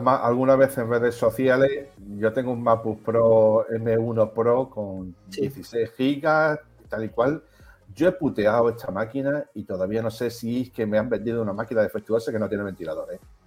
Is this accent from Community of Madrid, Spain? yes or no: no; Melilla, Spain; yo soy de Melilla.